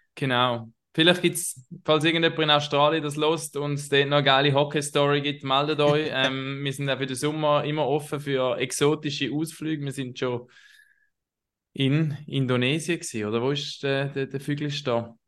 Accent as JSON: {"language": "German", "town": "Herisau", "region": "Appenzell Ausserrhoden", "country": "Switzerland", "tie": "born or raised there", "said": "auch meine Heimatstadt, wo ich aufgewachsen bin"}